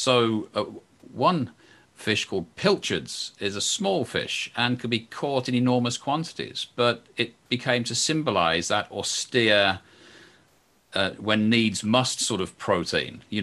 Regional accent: England, United Kingdom; I'm English

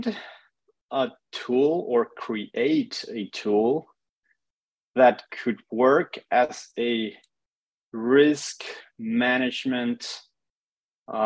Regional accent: Mexico City, Mexico; moved away; I'm originally from Mexico City.

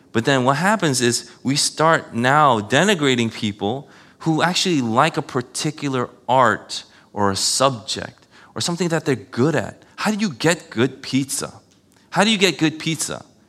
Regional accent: New York City, New York, United States; I grew up in Queens

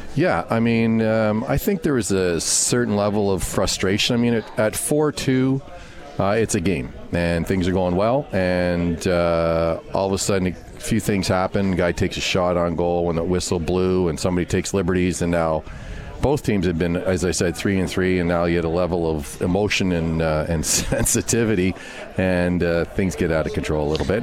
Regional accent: Montreal, Quebec, Canada; I grew up in Montreal, so huge Rusty Staub Montreal Expos

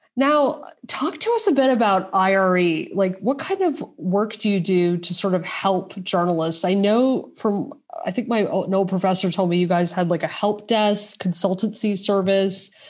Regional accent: United States; now in Europe; I'm an American based in Europe

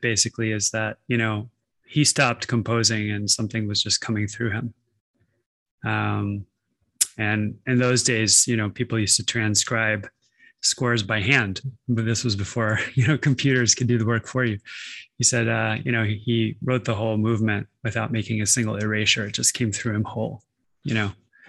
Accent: Denver, Colorado, United States; I was born in Denver, Colorado. My dad had a cabin up near the Continental Divide up in Blackhawk. So I spent a lot of time in the mountains as a little kid.

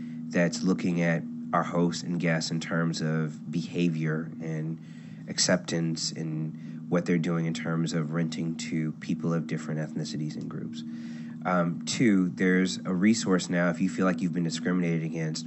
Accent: Cleveland, Ohio, United States; moved away as an adult; also born or lived in Chicago; I was born and raised in Cleveland, and I went to University of Chicago undergrad

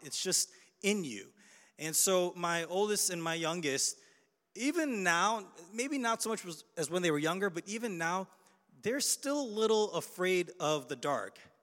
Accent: Chicago, Illinois, United States; I'm from Chicago

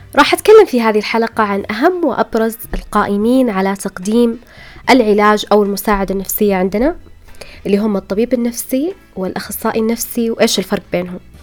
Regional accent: Saudi Arabia; هنا عندنا بالسعودية

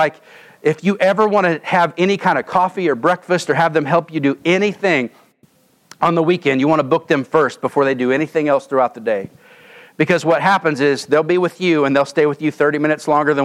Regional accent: Oklahoma, United States; moved away as an adult; I'm from Oklahoma

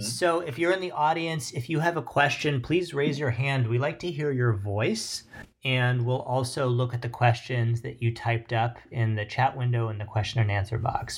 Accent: Pittsburgh, Pennsylvania, United States; I'm from Pittsburgh

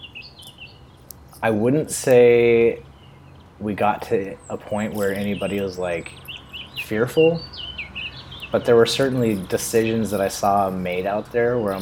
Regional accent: West Coast, United States; growing up on the West Coast and loving the Sierra and loving Oregon

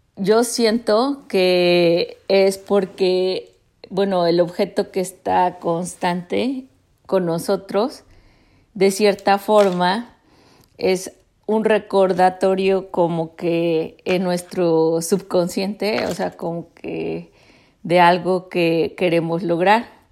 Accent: Mexico; now in United States; en México, en la ciudad donde crecí, o si está en Estados Unidos conmigo y con la familia pues que he formado aquí

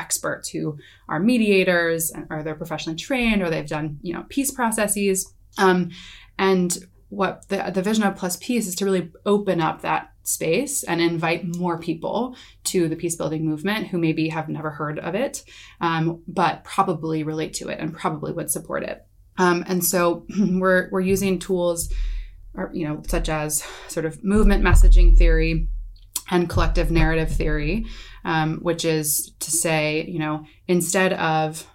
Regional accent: United States; being an American

